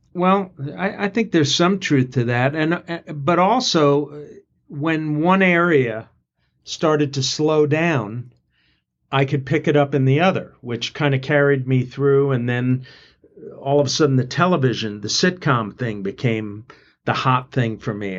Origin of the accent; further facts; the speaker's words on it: New York City, New York, United States; moved away as an adult; also born or lived in Athens, Georgia / Atlanta; I grew up in New York City